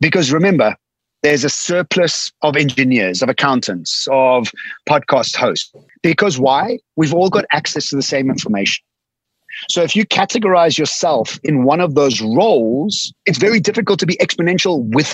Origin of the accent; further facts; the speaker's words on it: Eswatini; now in Cape Town, South Africa; I'm sitting on a farm. From Cape Town, I was born in Swaziland